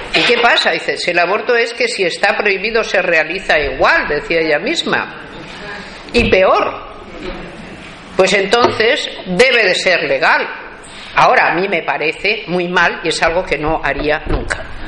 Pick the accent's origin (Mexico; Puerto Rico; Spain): Spain; en mi país el aborto está totalmente prohibido